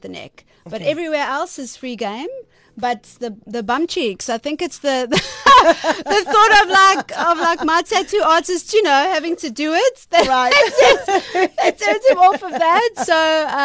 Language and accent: English; Salt Rock, KwaZulu-Natal, South Africa; I'm from Salt Rock